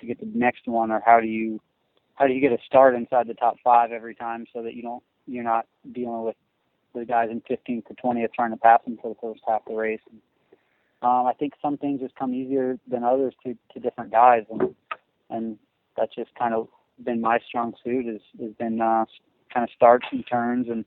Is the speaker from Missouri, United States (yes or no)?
yes; Missouri, United States; I'm from Missouri, so I'm used to riding and a little bit of mud